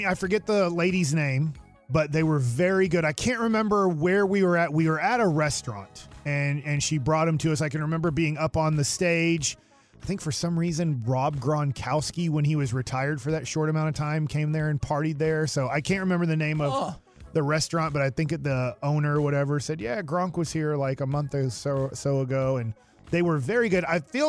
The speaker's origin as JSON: {"language": "English", "town": "Duncanville", "region": "Texas", "country": "United States", "said": "just because I'm from Duncanville and I know Duncanville, DeSoto, South Oak Cliff. I know that area."}